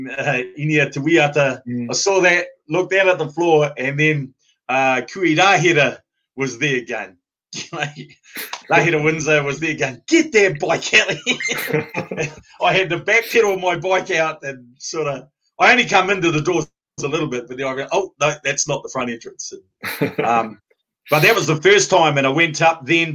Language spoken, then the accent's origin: English; New Zealand; moved away as an adult; now in United Kingdom; I've always stood as a Māori man, and not just as a New Zealander